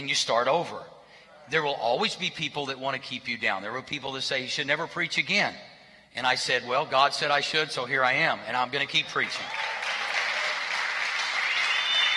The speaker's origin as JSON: {"language": "English", "town": "Berry Hill", "country": "United States", "tie": "born or raised there", "said": "grew up in Berry Hill"}